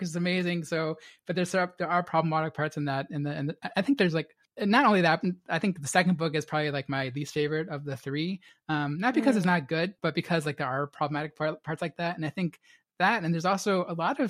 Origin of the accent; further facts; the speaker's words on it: United States; as an American reader